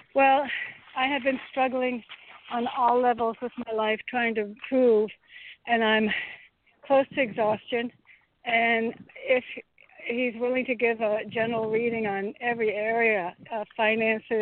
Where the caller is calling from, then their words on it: Connecticut, United States; I'm calling from Connecticut.